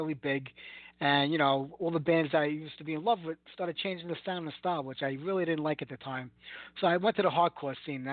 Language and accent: English; New York City, New York, United States; accent: heavy Brooklyn; my heavy Brooklyn accent